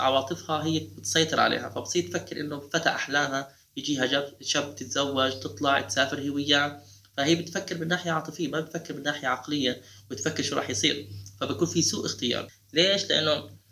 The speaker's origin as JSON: {"language": "Arabic", "country": "Jordan", "said": "عندنا بالاردن"}